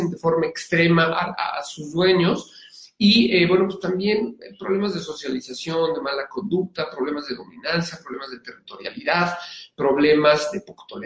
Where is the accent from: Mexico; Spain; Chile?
Mexico; Mexico City; now in Querétaro, Mexico; Eh, soy originario de la Ciudad de México, pero vivo desde hace siete en San Querétaro.